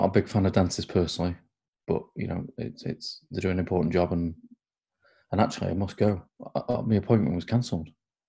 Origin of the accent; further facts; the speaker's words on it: Crewe, North West England, United Kingdom; moved away as an adult; also born or lived in Plymouth; In Crewe, where I grew up, they were known as smacks.